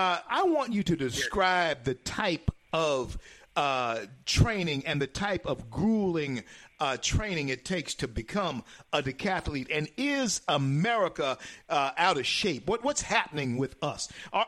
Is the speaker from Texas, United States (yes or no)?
no; Louisiana, United States; my home state of Louisiana.